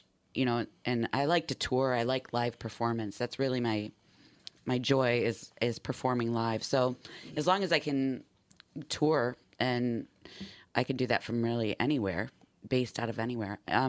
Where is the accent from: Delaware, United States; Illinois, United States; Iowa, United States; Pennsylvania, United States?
Illinois, United States; Villa Park; I just moved to an area by O'Hare Airport, so just a few towns over. I grew up in Villa Park.